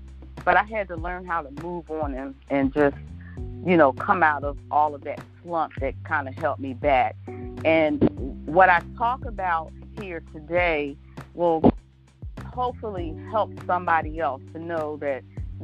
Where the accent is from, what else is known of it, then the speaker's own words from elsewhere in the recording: Philadelphia, Pennsylvania, United States; moved away as an adult; now in Hampton Roads, United States; born and raised in Philadelphia, also known as the City of Brotherly Love